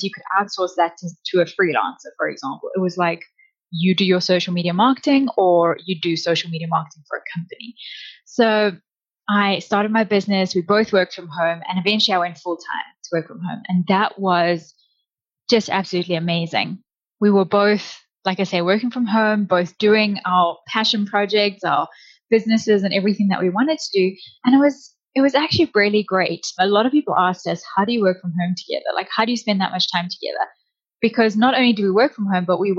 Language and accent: English; South Africa; moved away as an adult; now in Canada; we moved from South Africa. That's where I'm originally from